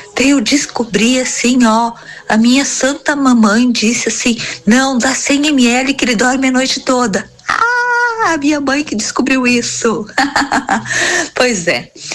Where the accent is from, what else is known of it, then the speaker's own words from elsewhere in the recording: Imigrante, Rio Grande do Sul, Brazil; eu sou do município de Imigrante